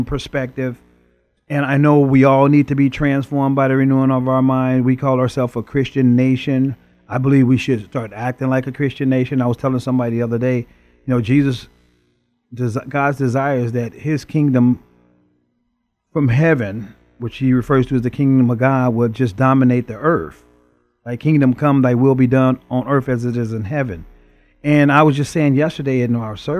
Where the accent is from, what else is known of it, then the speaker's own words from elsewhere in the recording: Chicago, Illinois, United States; growing up in the inner city of Chicago